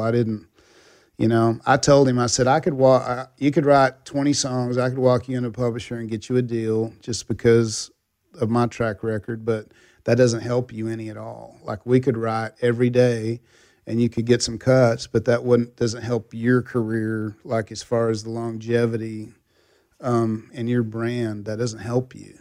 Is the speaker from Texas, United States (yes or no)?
yes; Texas, United States; I grew up in Texas